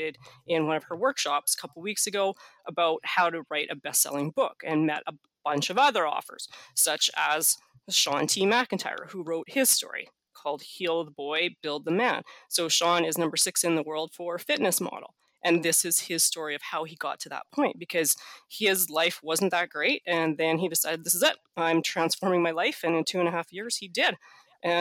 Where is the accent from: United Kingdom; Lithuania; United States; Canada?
Canada; being Canadian